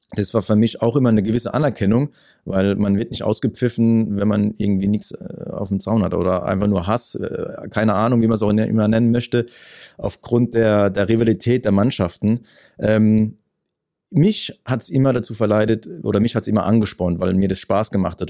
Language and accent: German; Ketsch, Baden-Württemberg, Germany; bei uns in Ketsch, in dem Heimatort